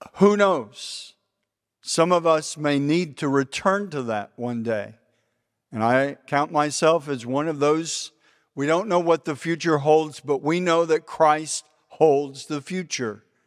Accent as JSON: {"language": "English", "region": "Texas", "country": "United States", "said": "we're both from Texas"}